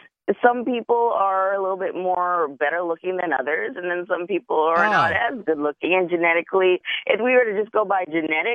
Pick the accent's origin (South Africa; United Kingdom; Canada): Canada; I'm Canadian